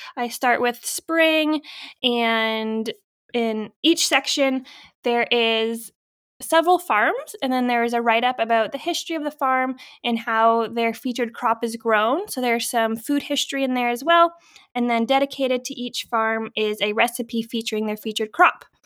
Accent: Norfolk County, Ontario, Canada; I grew up in Norfolk County, so I was familiar with farms

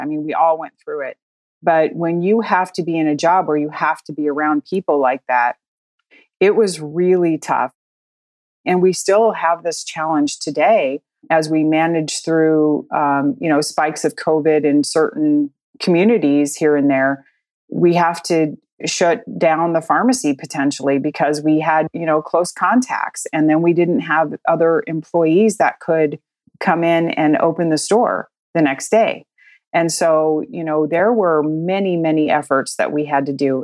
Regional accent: Colorado, United States; moved away as an adult; also born or lived in Midwest; I grew up in Colorado

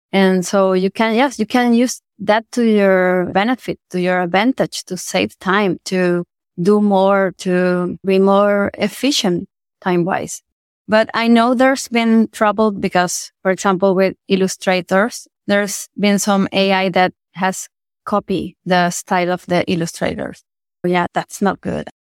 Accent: Venezuela; moved away as an adult; also born or lived in Argentina; I'm from Venezuela. It's my home country

